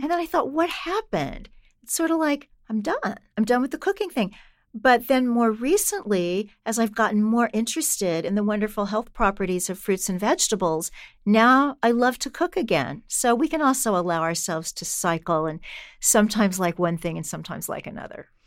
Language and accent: English; Kansas City, Missouri, United States; when I was a kid growing up in Kansas City